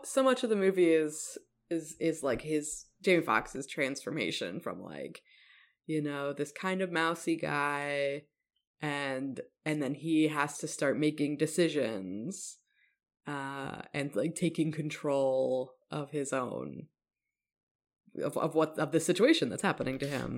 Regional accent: Evanston, Illinois, United States; it was based on my hometown, uh, or set in my hometown

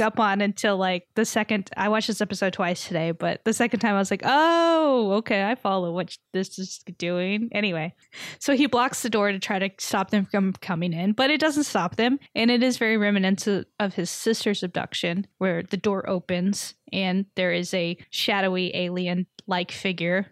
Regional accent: Texas, United States; I grew up in Texas

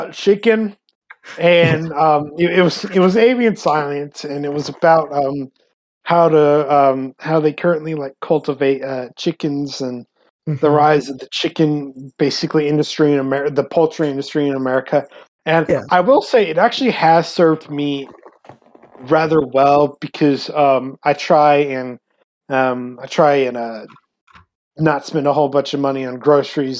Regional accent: San Antonio, Texas, United States; I'm from San Antonio

